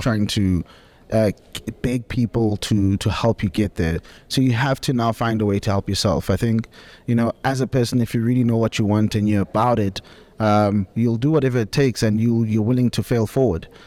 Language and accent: English; Soweto, Gauteng, South Africa; moved away; born and bred in Soweto, exported to the burbs, matured in various parts of the country.